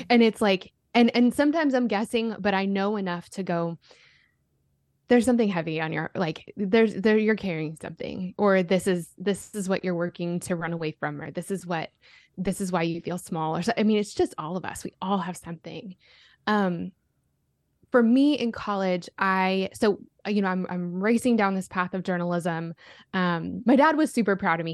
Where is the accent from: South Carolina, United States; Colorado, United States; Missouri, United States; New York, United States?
Colorado, United States; growing up in Colorado